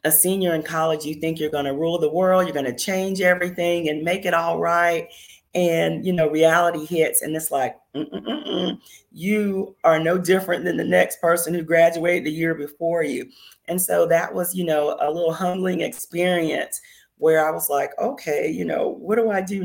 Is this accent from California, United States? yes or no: no; Myrtle Beach, South Carolina, United States; moved away as an adult; also born or lived in Phoenix, Arizona / Washington DC / Maryland area; my home state of South Carolina